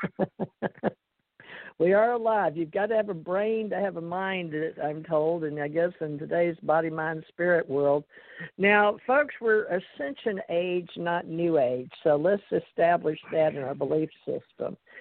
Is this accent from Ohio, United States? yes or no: no; Monroe, Louisiana, United States; I was born in Monroe, Louisiana, in the United States of America